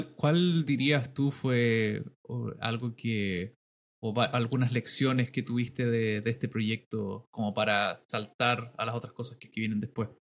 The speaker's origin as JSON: {"language": "Spanish", "town": "Valdivia", "region": "Los Ríos", "country": "Chile", "tie": "born or raised there", "said": "soy originario de Valdivia"}